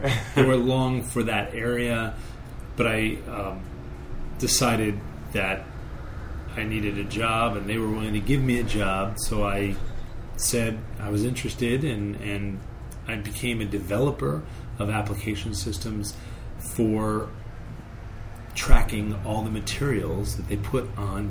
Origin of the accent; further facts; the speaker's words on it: West Hartford, Connecticut, United States; moved away as an adult; also born or lived in Arizona / Silicon Valley; I grew up in Connecticut, West Hartford, Connecticut.